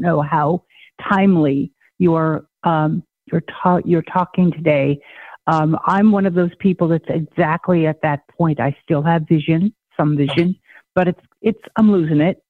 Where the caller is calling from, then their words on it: Maine, United States; I'm calling from Maine